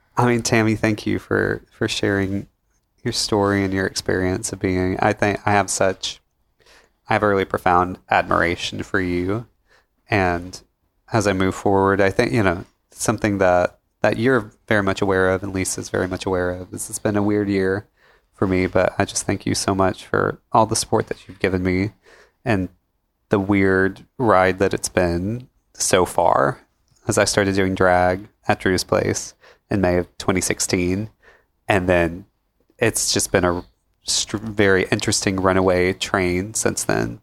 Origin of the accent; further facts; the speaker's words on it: Pickwick, United States; growing up in Pickwick, uh, I come from small, small town background